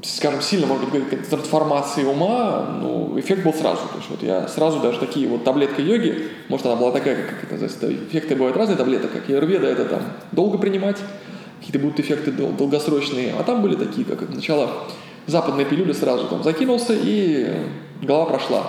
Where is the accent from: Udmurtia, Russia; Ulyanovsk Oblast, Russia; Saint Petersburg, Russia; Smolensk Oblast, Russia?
Ulyanovsk Oblast, Russia; Ulyanovsk; moved away as an adult; also born or lived in Moscow; я сам из Ульяновска родом